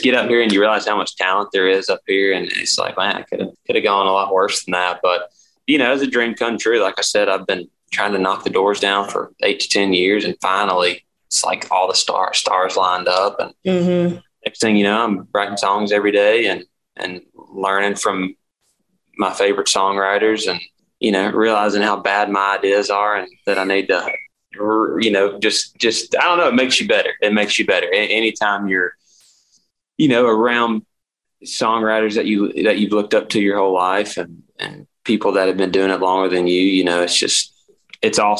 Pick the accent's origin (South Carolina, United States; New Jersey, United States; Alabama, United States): Alabama, United States; Birmingham area; moved away as an adult; I'm from Alabama, like Birmingham area. So I'm like 30 minutes north of there